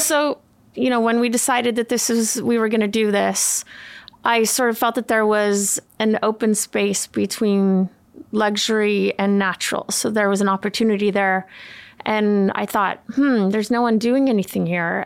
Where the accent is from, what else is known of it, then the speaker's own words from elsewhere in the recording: Umeå, Västerbotten County, Sweden; also born or lived in California, United States / Los Angeles, United States; now in United States; I grew up in Sweden my dad is Swedish and we moved when I was 10 from California